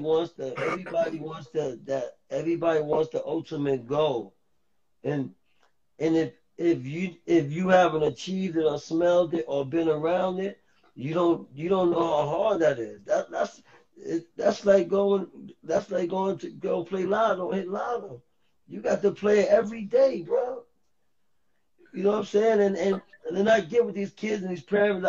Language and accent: English; New York City, New York, United States; also born or lived in Harlem, New York City / Bronx, New York City; I moved to the Bronx in the third grade